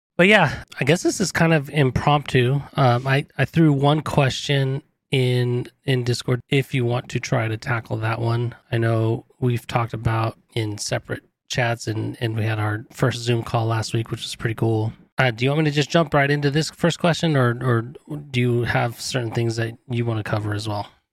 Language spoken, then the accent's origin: English; California, United States; I grew up in California